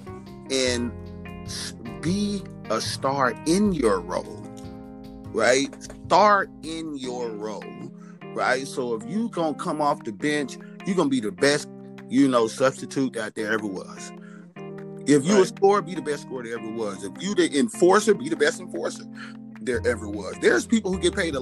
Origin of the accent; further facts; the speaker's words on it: Los Angeles, California, United States; I grew up in South Central. So South Central